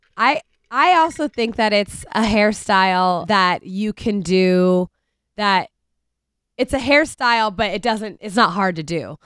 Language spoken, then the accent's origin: English; Cincinnati, Ohio, United States; from my hometown, like, home city